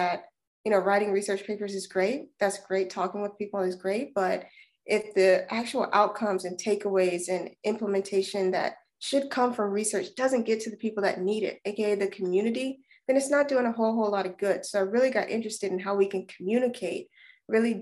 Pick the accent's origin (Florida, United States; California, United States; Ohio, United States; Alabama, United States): Alabama, United States; moved away as an adult; now in Durham, United States; I am originally from Alabama